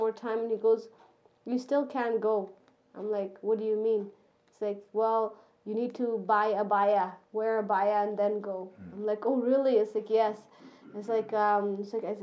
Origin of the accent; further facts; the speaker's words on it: Canada; I'm Canadian.